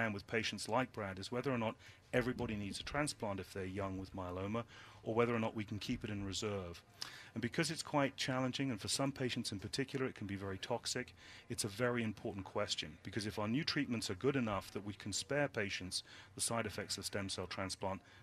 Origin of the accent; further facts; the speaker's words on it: United Kingdom; now in United States; I'm British.